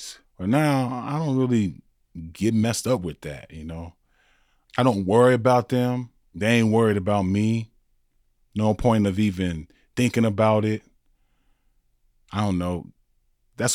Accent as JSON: {"language": "English", "town": "South Bend", "region": "Indiana", "country": "United States", "tie": "born or raised there", "said": "I grew up in Indiana, South Bend, Indiana, Notre Dame"}